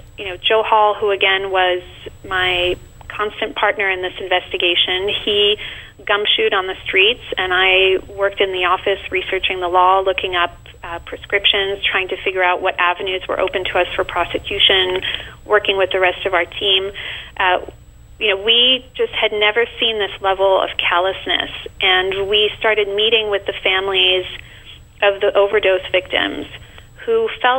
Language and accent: English; France; now in New York City, United States; I'm originally from France.